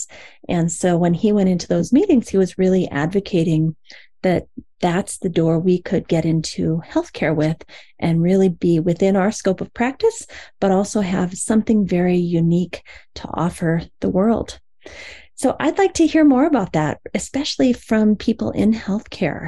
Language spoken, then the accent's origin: English; Iowa, United States; moved away; the community that I grew up in Iowa, long, long ago